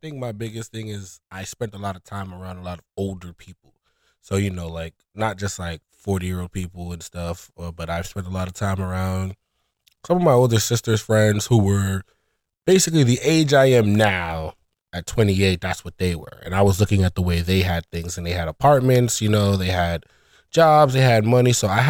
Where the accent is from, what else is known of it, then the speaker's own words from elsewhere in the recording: Brooklyn, New York, United States; My dad is from overseas. He was born in Aruba, but he like migrated here in like the 70s. And I'm a native New Yorker. I'm from here. I was born and raised in Brooklyn, East New York.